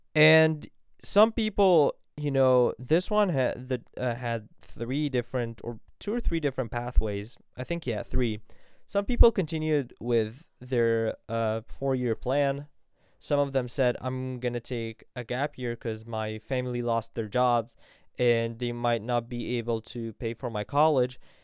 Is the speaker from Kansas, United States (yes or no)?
no; Vienna, Virginia, United States; moved away as an adult; also born or lived in Cairo, Egypt; now in Egypt; from Cairo, Egypt, but grew up in Vienna, Virginia